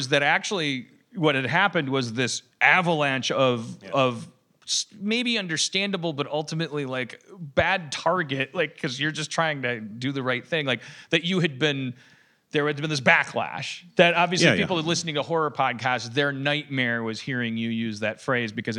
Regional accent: Wisconsin, United States; I'm from Wisconsin

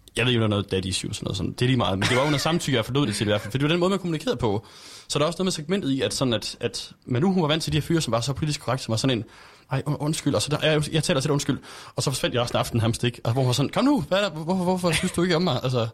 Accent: Aarhus, Central Denmark Region, Denmark

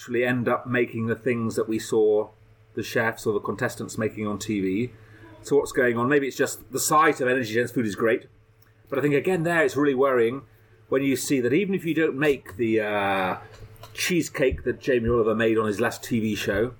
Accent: Leeds, Yorkshire and the Humber, United Kingdom; When I was a kid growing up in Leeds

